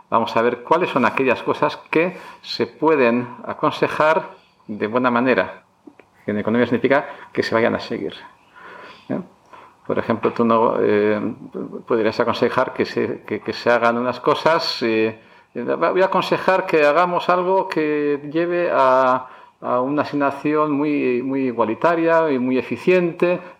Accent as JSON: {"language": "Spanish", "town": "Barakaldo", "region": "Basque Country", "country": "Spain", "tie": "born there", "also_born_or_lived": "United States", "moved": "yes", "lives_now": "Madrid, Spain", "said": "Soy nacido en Baracaldo, vasco de padres gallegos, padres inmigrantes."}